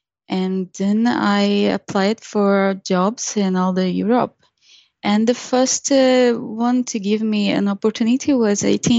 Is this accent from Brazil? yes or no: yes; Brazil; moved away as an adult; When I was in Brazil, I was a DBA.